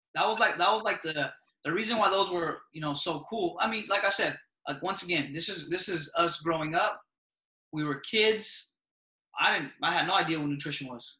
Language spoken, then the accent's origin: English; United States; when we were growing up here in the U.S.